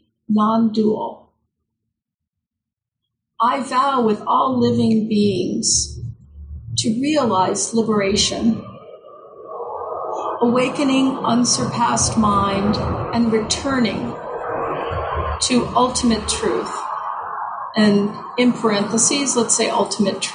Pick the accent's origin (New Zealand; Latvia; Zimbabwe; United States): United States; we are American